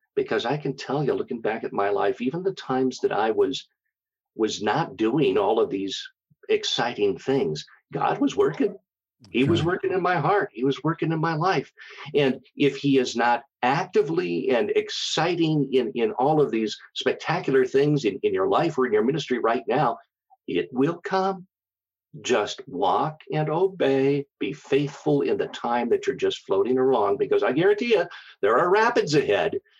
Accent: Minneapolis, Minnesota, United States; moved away as an adult; also born or lived in Black Hills, South Dakota; I was born and raised in the Minneapolis St. Paul area

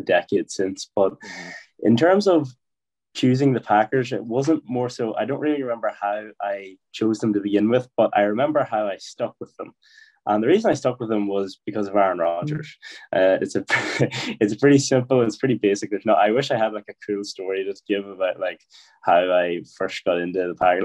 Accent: Ireland; I am from Ireland, yes.

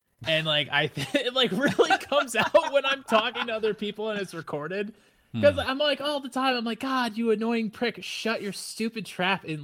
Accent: Midwest, United States; accent: nasally Midwesterner; I'm from the Midwest and I'm all nasally. Like, I'm a nasally Midwesterner.

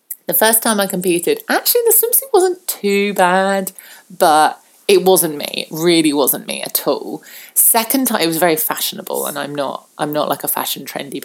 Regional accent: southern England, United Kingdom; I'm very British and I'm very southern British.

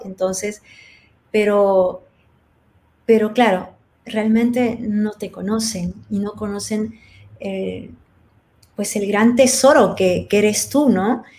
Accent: Peru; moved away; soy peruana, soy extranjera

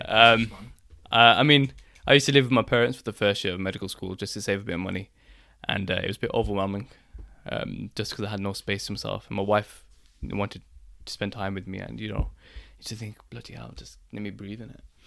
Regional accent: Birmingham, West Midlands, United Kingdom; I'm from Birmingham

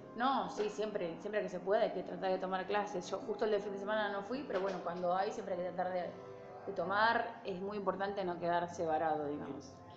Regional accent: San Pedro, Buenos Aires Province, Argentina; moved away as an adult; now in Rosario, Argentina; soy de San Pedro, provincia de Buenos Aires

